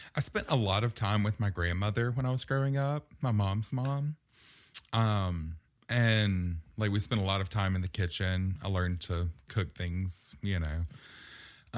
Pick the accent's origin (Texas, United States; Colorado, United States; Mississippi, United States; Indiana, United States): Mississippi, United States; Purvis; moved away as an adult; also born or lived in Las Vegas, Nevada; growing up in Purvis, um, we lived out in the middle of nowhere